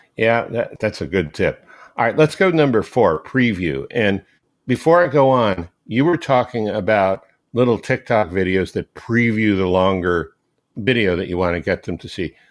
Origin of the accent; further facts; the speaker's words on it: Maryland, United States; when I was growing up in Maryland